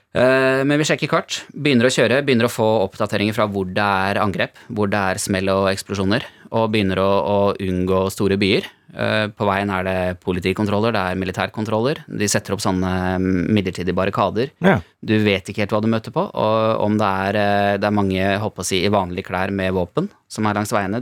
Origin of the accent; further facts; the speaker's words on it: Norway; moved away as an adult; also born or lived in Ukraine; jeg er nordmann